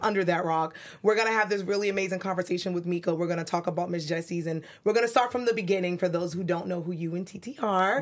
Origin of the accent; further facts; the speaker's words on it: New York City, New York, United States; now in Los Angeles, United States; I'm from Brooklyn, as I tell you guys all the time, 'cause that's what New Yorkers do.